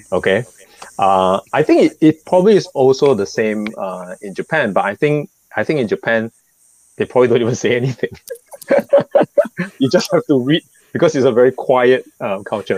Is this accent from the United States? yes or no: no; Singapore; As a Singaporean